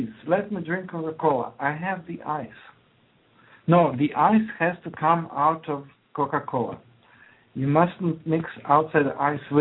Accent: Croatia; English is a second language; now in United States; I emigrated from Yugoslavia, actually Croatia, but then it was one country, Yugoslavia

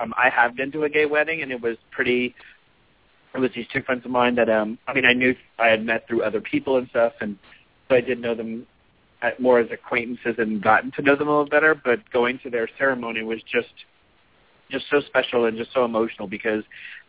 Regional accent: Louisiana, United States; born or raised there

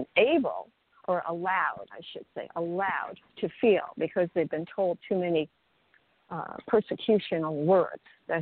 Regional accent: New York City, New York, United States; now in Florida, United States; I grew up in New York City.

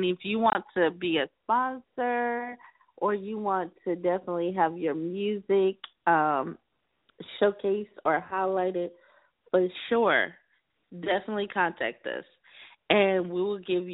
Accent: South Carolina, United States; now in California, United States; I'm a Carolina girl, too. I'm originally from South Carolina

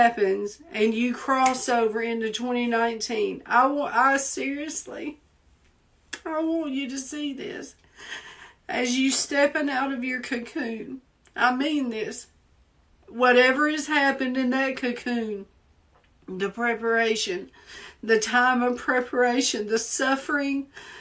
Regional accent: the South, United States; accent: Southern; now in Washington, D.C., United States; people made fun of me because of my accent. Because I speak so Southern.

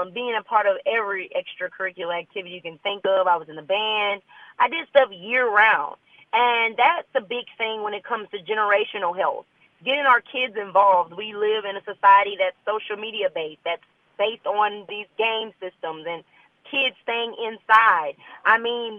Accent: Leesville, Louisiana, United States; moved away as an adult; now in Baton Rouge, United States; I am a Louisiana native. I'm actually from North Louisiana. I'm from Leesville, Louisiana.

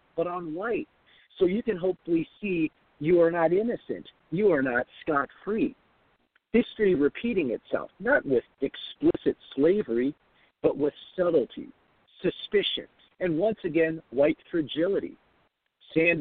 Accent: Seattle, Washington, United States; also born or lived in Hong Kong; I grew up in Hong Kong for a brief time, and then my parents moved us to South Seattle when I was fairly young

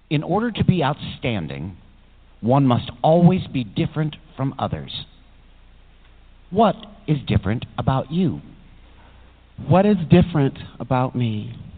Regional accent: Buffalo, New York, United States; I'm from Buffalo, New York, born and raised um, on the east side of Buffalo

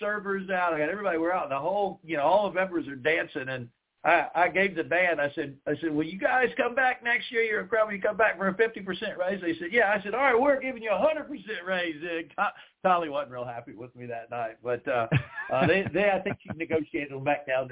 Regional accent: South Carolina, United States; the countryside where I grew up in South Carolina

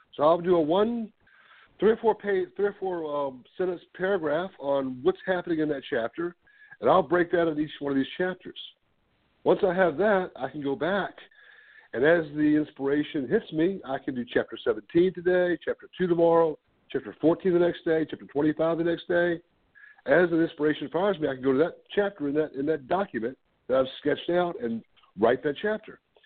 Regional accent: Ruther Glen, Virginia, United States; also born or lived in Richmond, Virginia; I grew up on a farm here in Richmond, near Richmond, Virginia, about 30 miles north

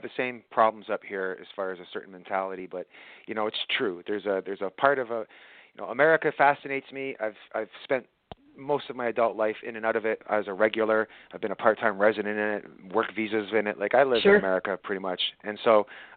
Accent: Scotland, United Kingdom; now in Canada; I was born in Scotland

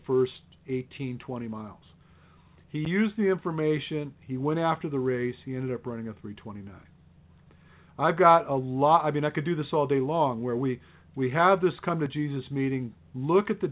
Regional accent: Detroit, Michigan, United States; I came from Detroit

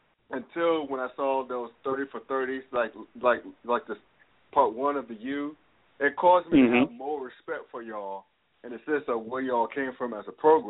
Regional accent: New York City, New York, United States; I'm originally from Brooklyn, New York. That's where my mother's from. But my mother's side of the family originated from Tallahassee, Florida.

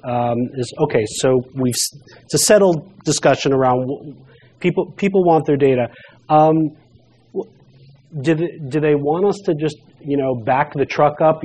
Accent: New York City, New York, United States; I'm from Brooklyn

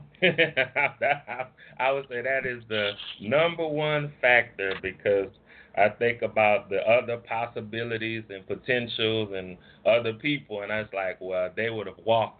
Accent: New Orleans, Louisiana, United States; moved away as an adult; now in Monroe, United States; I'm originally from New Orleans, and now I live in a place called Monroe, Louisiana

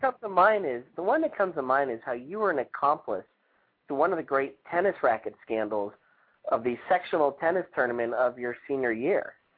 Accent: New York, United States; as a New Yorker

